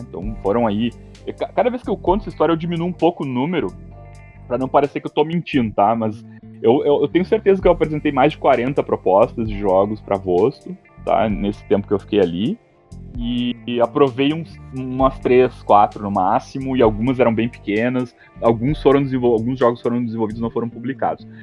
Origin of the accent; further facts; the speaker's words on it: Santa Maria, Rio Grande do Sul, Brazil; also born or lived in Porto Alegre; Eu sou da, de Santa Maria, da região de, de periferia